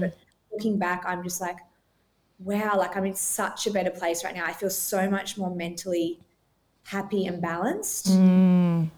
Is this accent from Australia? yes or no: yes; Australia; also born or lived in Gold Coast, Queensland; I live here on the Gold Coast, Australia, so I'm Australian